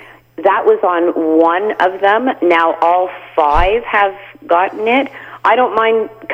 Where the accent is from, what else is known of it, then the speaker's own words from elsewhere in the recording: Canada; moved away as an adult; We're from Canada